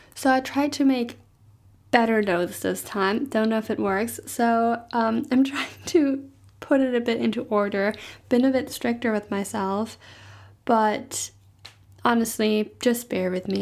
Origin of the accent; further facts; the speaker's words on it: Germany; first language German; English is a second language; moved away; in Germany, I might talk a little bit more with a slang